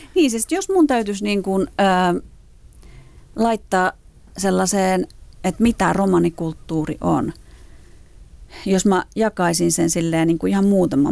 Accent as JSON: {"language": "Finnish", "country": "Finland", "said": "suomalaisena, romaninaisena"}